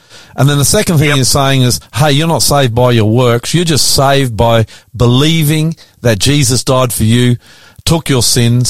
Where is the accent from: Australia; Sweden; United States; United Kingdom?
Australia; I'm an Aussie, an ordinary Aussie bloke